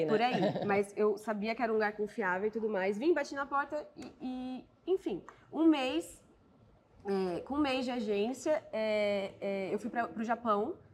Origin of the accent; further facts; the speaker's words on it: Brasília, Federal District, Brazil; Porque eu, eu sou de Brasília. E eu nunca na minha vida tinha imaginado que um dia eu seria atriz.